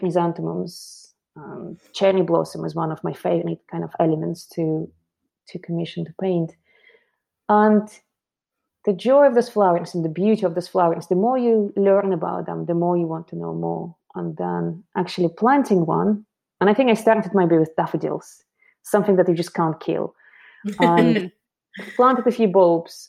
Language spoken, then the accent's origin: English; Moscow, Russia; moved away as an adult; now in London, United Kingdom; I'm originally from Moscow, and I came to London about 17 years ago to study fashion